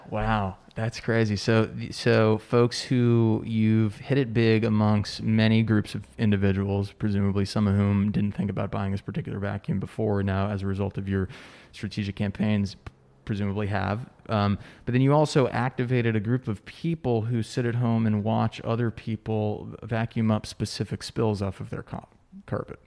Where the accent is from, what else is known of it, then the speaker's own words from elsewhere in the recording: United States; also born or lived in New York City / San Diego; now in Charleston, United States; I grew up right outside New York City